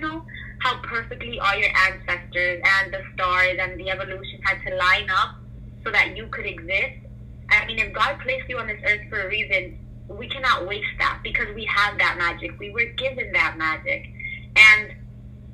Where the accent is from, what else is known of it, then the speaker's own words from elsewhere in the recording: United States; also born or lived in Colombia; I was born in Colombia. I came to this country at the age of two, so I basically grew up here. I was raised in America